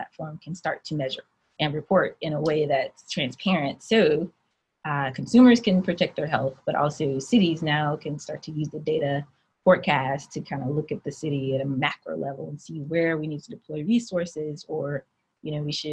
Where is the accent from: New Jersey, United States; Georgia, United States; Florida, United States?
Georgia, United States; Atlanta; I was born and raised here in Atlanta